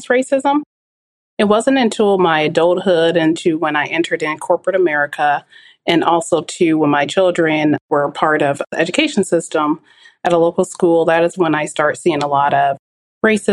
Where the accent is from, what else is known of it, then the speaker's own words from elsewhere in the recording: Portland, Oregon, United States; I grew up in the Albina district, which was rich in culture and diversity